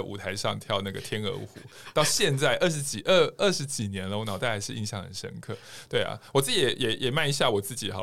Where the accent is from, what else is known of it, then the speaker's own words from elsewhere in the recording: Taiwan; 对于我们台湾人来讲都很强悍